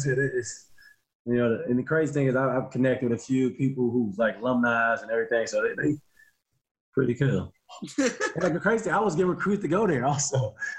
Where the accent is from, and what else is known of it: southern Illinois, United States